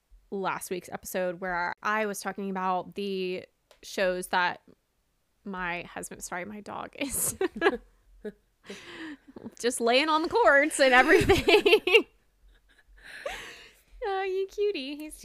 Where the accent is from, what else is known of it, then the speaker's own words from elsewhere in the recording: the South, United States; Which, I'm from the South. I grew up in the South. That does not happen.